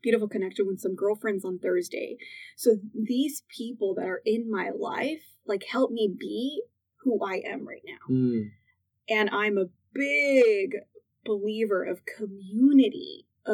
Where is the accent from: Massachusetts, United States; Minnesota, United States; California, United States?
California, United States; I grew up in California